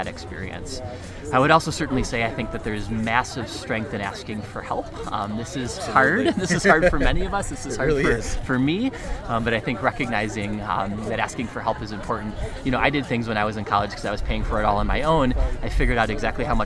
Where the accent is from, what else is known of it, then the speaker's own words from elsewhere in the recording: near Buffalo, New York, United States; moved away as an adult; now in Colorado, United States; I grew up just outside of Buffalo, New York, in a relatively small town